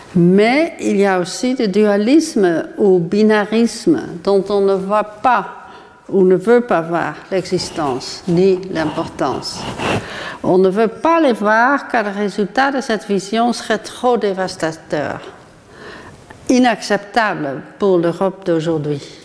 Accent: Netherlands; Aux Pays-Bas, qui est mon pays d'origine

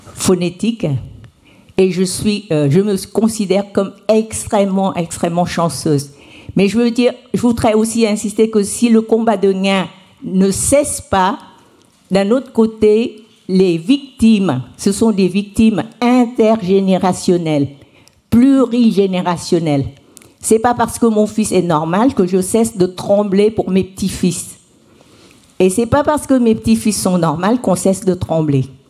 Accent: Vietnam; je suis vietnamienne, je, je me suis mariée tard

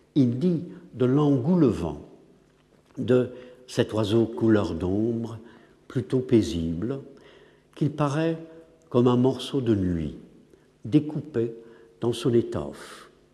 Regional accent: England, United Kingdom; French is a second language; moved away; je suis anglais

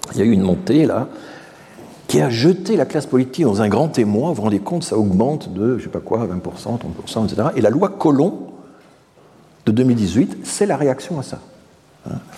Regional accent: Strasbourg, Grand Est, France; je suis strasbourgeois

